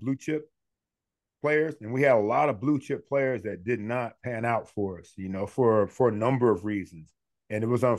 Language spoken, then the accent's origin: English; Cleveland, Ohio, United States; moved away as an adult; also born or lived in Pennsylvania; now in Florida, United States; I drove back to my hometown in Cleveland